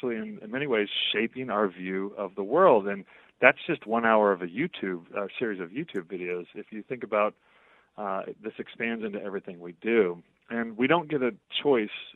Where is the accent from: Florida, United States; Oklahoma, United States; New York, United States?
Oklahoma, United States; growing up in Oklahoma in the 1970s and 80s with mixed race family